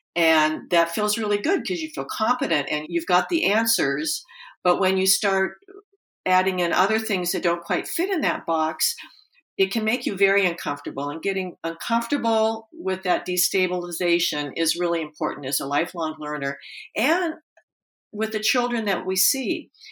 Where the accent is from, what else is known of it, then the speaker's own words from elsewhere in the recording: Portland, Oregon, United States; I grew up in Portland, Oregon